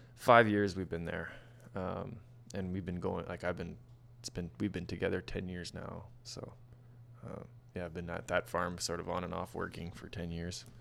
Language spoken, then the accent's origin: English; outside of Winnipeg, Manitoba, Canada; I grew up just outside of Winnipeg.